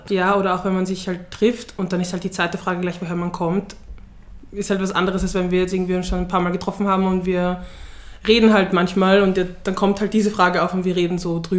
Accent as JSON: {"language": "German", "region": "Vienna", "country": "Austria", "said": "Ja, aus Wien, woher kommst du wirklich? Aus Floridsdorf, willst du die Adresse wissen oder so."}